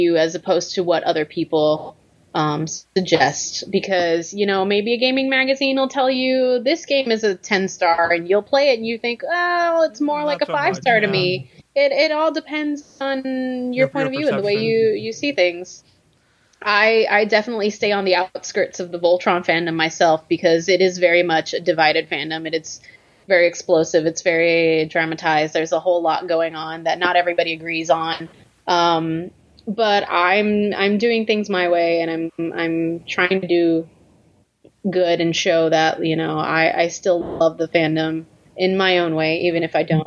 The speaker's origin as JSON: {"language": "English", "country": "Puerto Rico", "tie": "born or raised there", "moved": "yes", "lives_now": "United States", "said": "I was raised in Puerto Rico"}